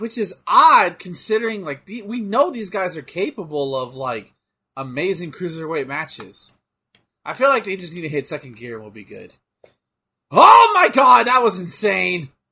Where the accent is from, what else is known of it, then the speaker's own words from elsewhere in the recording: Texas, United States; I'm from Texas.